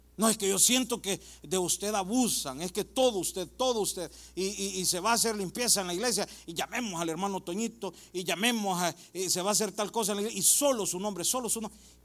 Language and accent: Spanish; El Salvador; now in United States; En mi país, El Salvador